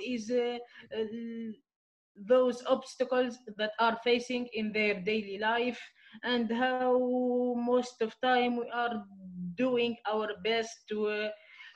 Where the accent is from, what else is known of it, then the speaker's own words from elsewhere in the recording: Midoun, Medenine, Tunisia; also born or lived in Gabès; I'm from Tunisia, more specifically the island of dreams, Djerba. My current city is Midun. I'm from Djerba, Midun